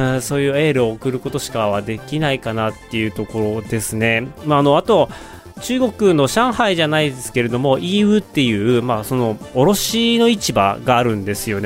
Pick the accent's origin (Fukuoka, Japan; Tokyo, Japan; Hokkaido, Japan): Hokkaido, Japan; Otaru; moved away; also born or lived in Sapporo; 私、北海道の小樽市出身、札幌生まれ小樽市育ちなんですけれども